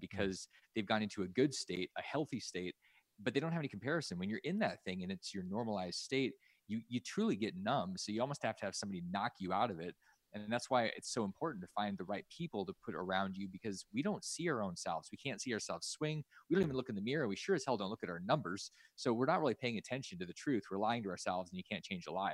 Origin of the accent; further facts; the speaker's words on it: Alaska, United States; I grew up in Alaska